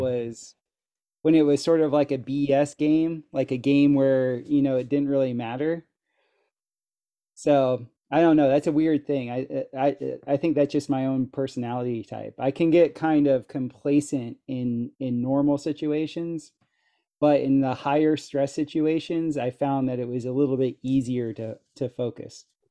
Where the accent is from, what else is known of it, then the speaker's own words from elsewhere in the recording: South Florida, United States; moved away as an adult; now in Costa Rica; where I grew up in South Florida, we had lots of hurricanes